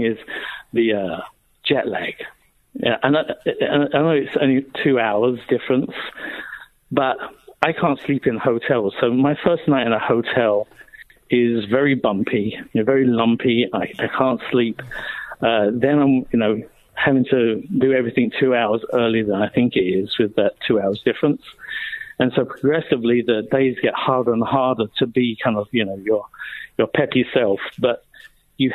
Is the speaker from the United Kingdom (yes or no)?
yes; United Kingdom; being a Brit